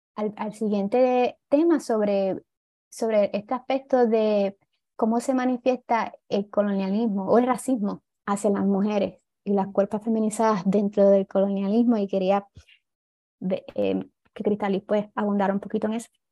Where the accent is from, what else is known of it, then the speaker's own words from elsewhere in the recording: Puerto Rico; Estamos sobrepoblados